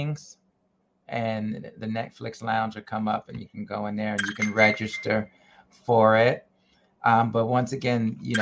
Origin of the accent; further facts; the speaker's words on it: New York, United States; we are from New York